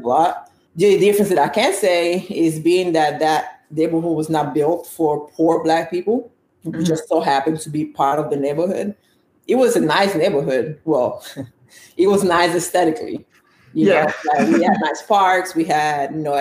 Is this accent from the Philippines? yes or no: no; Italy; now in United States; I was born and raised in Italy. I'm Nigerian by blood, and I live in the U.S.